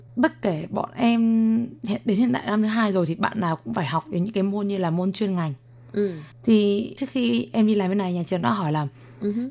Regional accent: Vietnam; moved away as an adult; now in Taiwan; em nói tiếng việt thì bạn biết là em là người việt nam

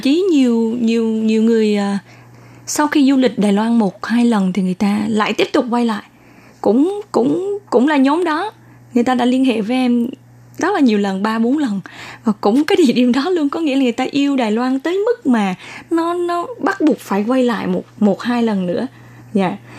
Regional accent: Da Nang, Vietnam; moved away as an adult; now in Taiwan; Em uh, uh, sinh ra và lớn lên ở Đà Nẵng

